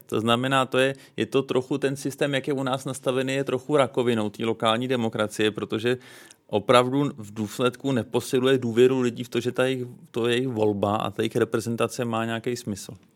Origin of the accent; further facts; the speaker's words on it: Prague, Czechia; Já jsem vyrůstal v ulicích Vinohrad